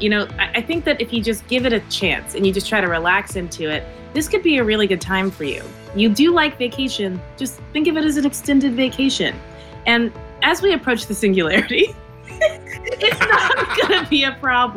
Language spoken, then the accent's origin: English; across the river from Cincinnati, Northern Kentucky, United States; in Cincinnati, Ohio, which is my hometown. I guess it's like my home city. I'm from across the river in Kentucky